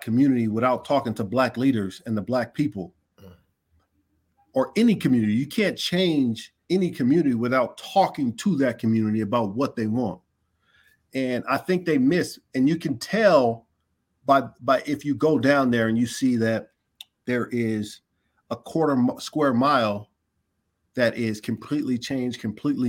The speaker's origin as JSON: {"language": "English", "town": "Inglewood", "region": "California", "country": "United States", "said": "they put that spaceship in the middle of my city like"}